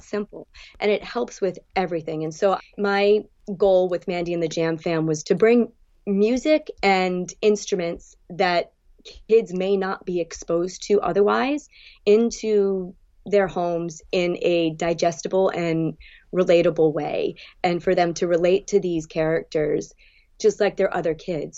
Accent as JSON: {"language": "English", "region": "New England", "country": "United States", "tie": "born or raised there", "also_born_or_lived": "Bridgewater / New York / Gulf Shores, Alabama", "moved": "as an adult", "lives_now": "South Florida, United States", "said": "growing up in New England"}